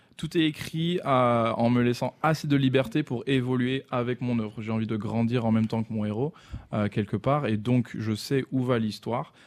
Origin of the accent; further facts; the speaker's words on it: France; en tant que Français